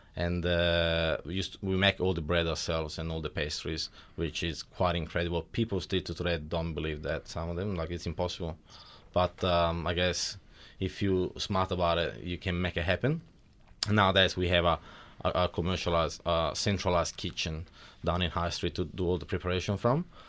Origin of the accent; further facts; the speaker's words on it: Milan, Lombardy, Italy; accent: Italian; moved away as an adult; now in Wodonga, Australia; I was born in Italy about thirty-two years ago in Milan.